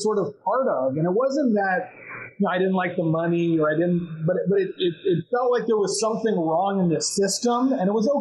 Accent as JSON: {"language": "English", "town": "Glendale", "country": "United States", "tie": "born or raised there", "said": "we grew up, you know, sort of lower middle class in Glendale"}